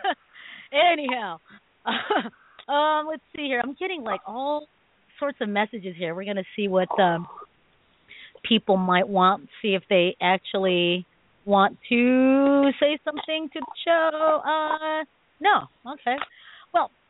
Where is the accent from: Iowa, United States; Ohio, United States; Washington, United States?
Washington, United States; Seattle; also born or lived in Pangasinan, Philippines (ancestry); I'm from Seattle.